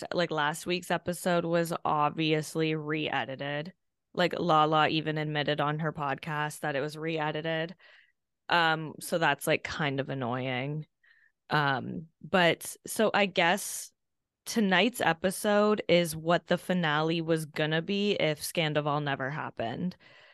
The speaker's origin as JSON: {"language": "English", "region": "Kentucky", "country": "United States", "said": "I'm a hillbilly from Kentucky."}